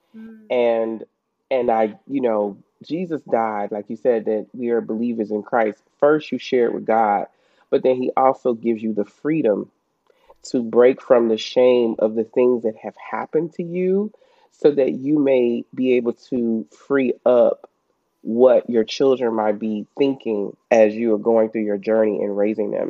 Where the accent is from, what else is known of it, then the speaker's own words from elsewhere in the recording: Chicago, Illinois, United States; moved away; I'm from, like you said, the states, but I'm originally from Chicago, um, Illinois